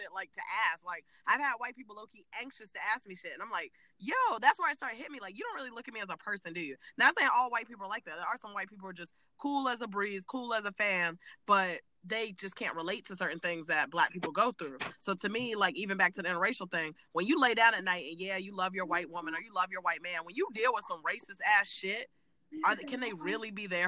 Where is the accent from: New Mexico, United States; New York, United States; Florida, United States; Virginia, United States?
Virginia, United States; I'm from Virginia